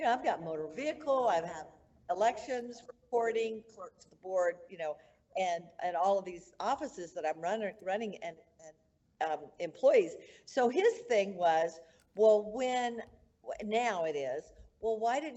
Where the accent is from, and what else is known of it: Mesa County, Colorado, United States; born or raised there